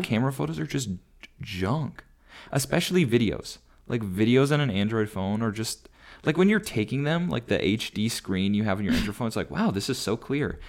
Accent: Elk River, Minnesota, United States; moved away as an adult; now in Natick, United States; I grew up in Elk River.

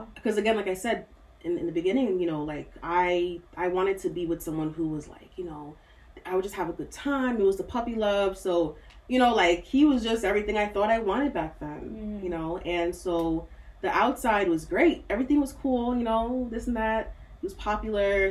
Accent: United States; also born or lived in Nigeria; even though I grew up here

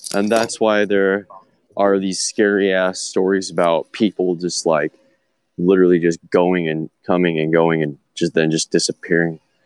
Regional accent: United States; I'm American

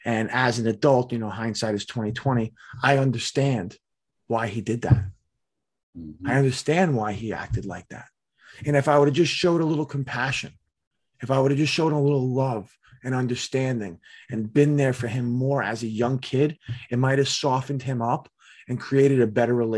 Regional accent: Staten Island, New York, United States; I'm from Staten Island, New York.

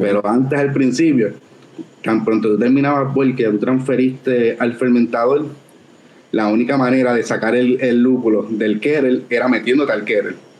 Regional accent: San Juan, Puerto Rico; also born or lived in Coamo; yo nací en San Juan, pero toda mi familia de parte de madre, esta es, es de Cobamo

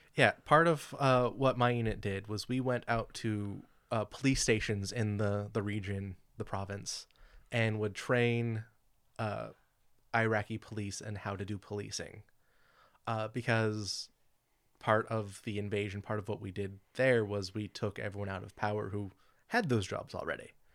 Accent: California, United States; I grew up in Califo-, here in California

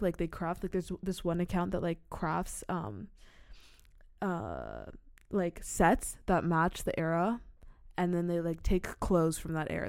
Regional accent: Czechia; I'm half American and half Sierra Leonean, but I'm from the Czech Republic. Like, that's where I was born and raised.

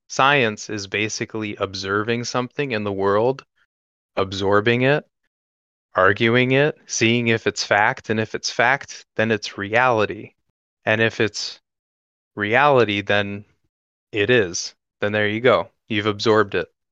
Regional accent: North Carolina, United States; moved away; I come from North Carolina, which uh, was deep in the suburbs, and now I live in the country

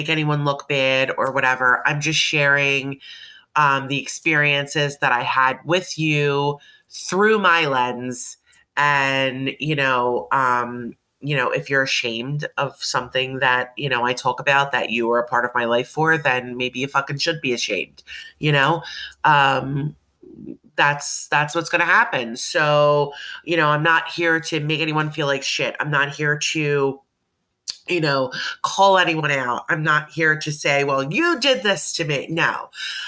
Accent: Delaware County, Pennsylvania, United States; I was born and raised in the Philadelphia, Delaware County / Delco area of Pennsylvania.

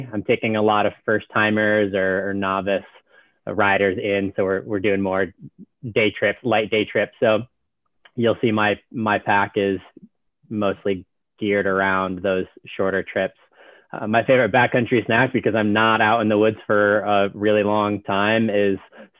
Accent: the Adirondacks, New York, United States; I grew up in the Adirondacks

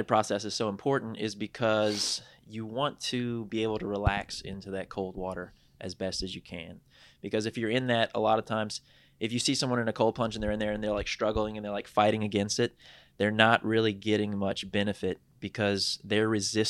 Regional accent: Raceland, Louisiana, United States; also born or lived in Houma, Louisiana; now in Lafayette, United States; I'm originally from Raceland

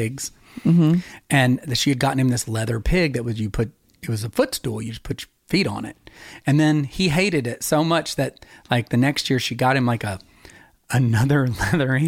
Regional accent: Knoxville, Tennessee, United States; also born or lived in Sevierville, Tennessee; we moved to from Sevierville into Knoxville

